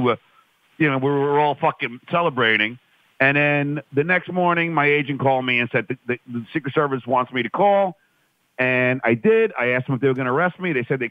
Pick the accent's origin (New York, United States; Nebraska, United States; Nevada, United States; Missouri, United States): New York, United States; I'm from New York